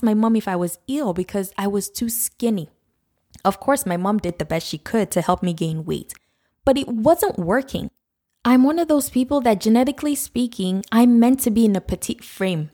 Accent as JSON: {"language": "English", "country": "Nigeria", "tie": "born or raised there", "said": "when I was growing up in Nigeria"}